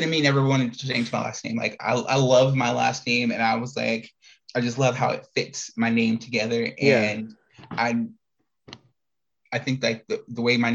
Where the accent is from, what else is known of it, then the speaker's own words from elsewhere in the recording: Indiana, United States; now in Arizona, United States; growing up in Indiana, then leave Indiana and run into Arizona, and I've been here ever since